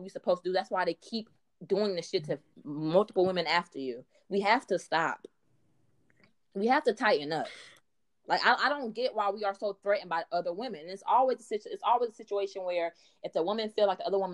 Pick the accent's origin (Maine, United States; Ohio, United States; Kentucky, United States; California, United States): Ohio, United States; Dayton; I am from Dayton, Ohio